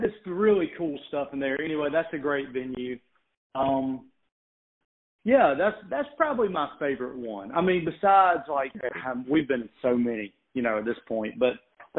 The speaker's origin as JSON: {"language": "English", "town": "Thomson", "region": "Georgia", "country": "United States", "tie": "born or raised there", "said": "a small venue in my hometown in Thompson, Georgia, outside of Augusta."}